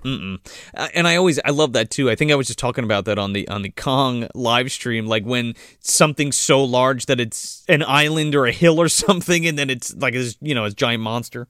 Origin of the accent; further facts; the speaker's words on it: New Jersey, United States; me being from New Jersey and growing up in Jersey